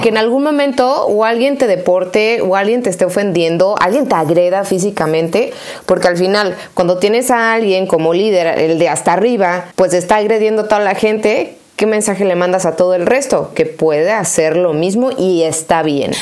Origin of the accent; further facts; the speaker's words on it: Mexico; unirnos nuevamente como mexicanos